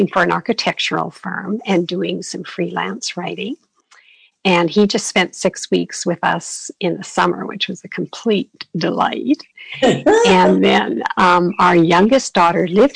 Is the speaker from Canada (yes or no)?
yes; Canada; moved away as an adult; now in Arizona, United States; I'm from Canada originally, and we moved down to Arizona with my husband's company